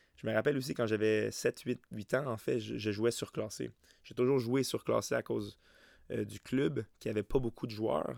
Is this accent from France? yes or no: no; Saint-Mathias-sur-Richelieu, Quebec, Canada; moved away as an adult; now in Rivière-du-Loup, Canada; J'ai grandi à Saint-Mathias-sur-Richelieu, qui est vraiment une petite, une petite municipalité c'est près de, Saint-Hilaire